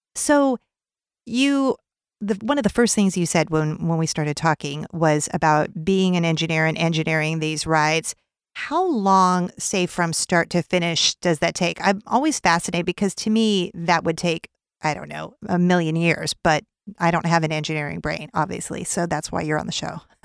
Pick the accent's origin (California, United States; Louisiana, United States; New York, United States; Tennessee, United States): California, United States; I'm from California